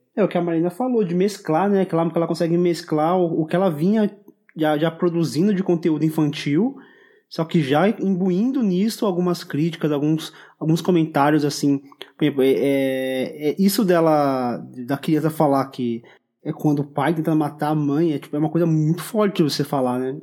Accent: São Paulo, Brazil; para mim que sou paulista

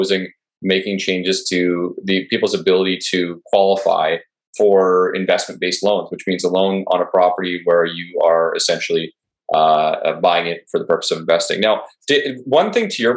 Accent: Canada; I'm Canadian

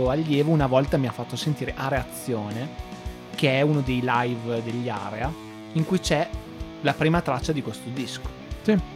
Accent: Italy

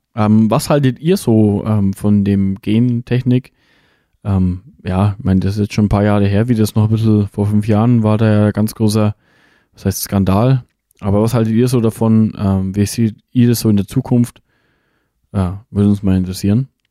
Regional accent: Germany; bei uns in Deutschland

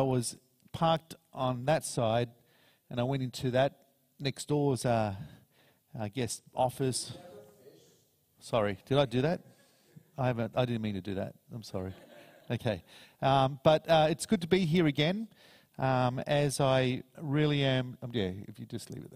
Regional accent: Paraguay; also born or lived in United States; now in Australia; I'm originally from Paraguay.

